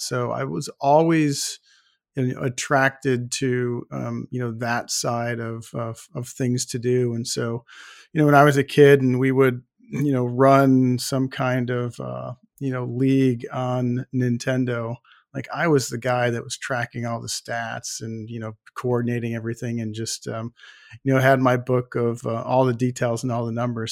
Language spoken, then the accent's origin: English; Buffalo, New York, United States; I grew up in Buffalo, New York